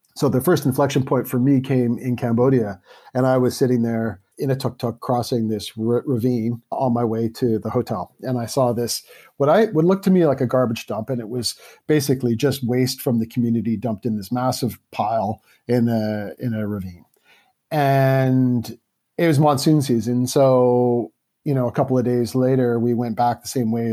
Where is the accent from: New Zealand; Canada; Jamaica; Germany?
Canada; Vancouver, British Columbia; I grew up in Vancouver, Canada